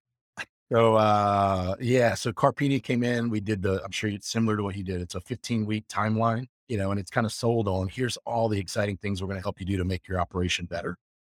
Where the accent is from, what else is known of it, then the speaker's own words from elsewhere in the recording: the South, United States; moved away as an adult; also born or lived in Jackson Hole; growing up in the South where my family's from and the people that I grew up